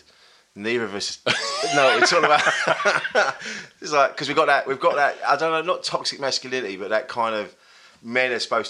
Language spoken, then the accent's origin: English; Bromley, London, United Kingdom; now in Leigh-on-Sea, United Kingdom; I grew up in Kent.